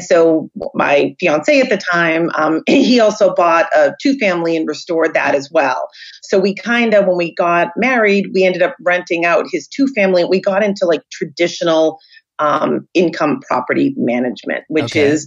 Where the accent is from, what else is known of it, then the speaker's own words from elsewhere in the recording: South Shore of Boston, Massachusetts, United States; I was born and raised on the South Shore of Boston and married with three kids